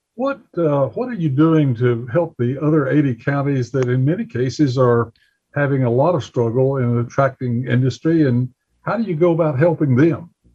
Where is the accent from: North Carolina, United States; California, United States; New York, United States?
North Carolina, United States; Bessemer City; my hometown where I was born and raised, Bessemer City, North Carolina